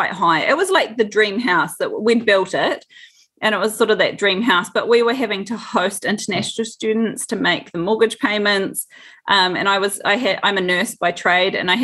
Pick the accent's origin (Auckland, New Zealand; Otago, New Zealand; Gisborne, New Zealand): Otago, New Zealand; Dunedin; I'm a Dunedin girl. Both my husband and I both were born and bred in Dunedin.